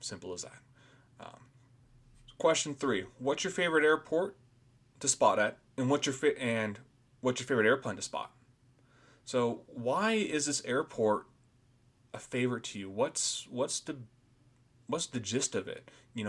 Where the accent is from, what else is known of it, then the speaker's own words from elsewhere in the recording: Boise, Idaho, United States; born there; So, I was born here in Boise, Idaho